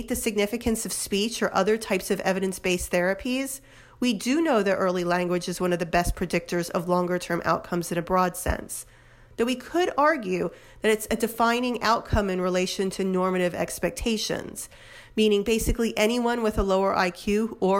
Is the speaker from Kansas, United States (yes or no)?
no; New Jersey, United States; my home state of New Jersey